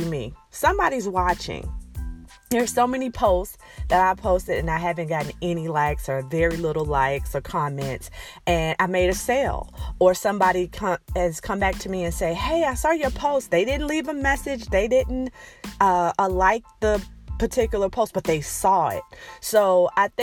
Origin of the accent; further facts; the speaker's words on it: Alabama, United States; accent: Alabama twang, southern twang; moved away as an adult; I am from Alabama. I'm proud to be from Alabama. I've lived there most of my life